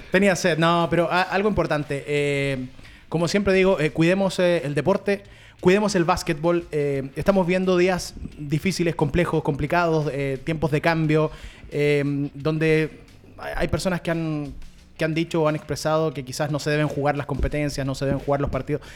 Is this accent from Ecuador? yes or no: no; Chile